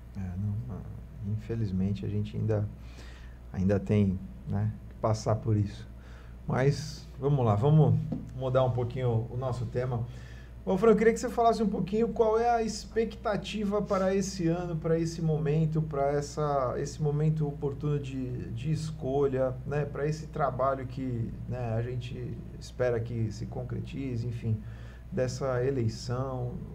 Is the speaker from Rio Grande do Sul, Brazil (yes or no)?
no; Santos, São Paulo, Brazil; Eu, eu fui criado né, no Marapé